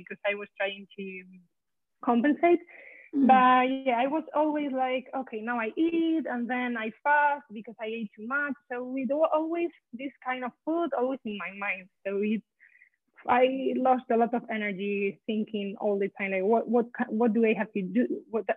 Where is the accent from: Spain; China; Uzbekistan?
Spain; now in Boston, United States; I'm from Spain, but now I live in Boston.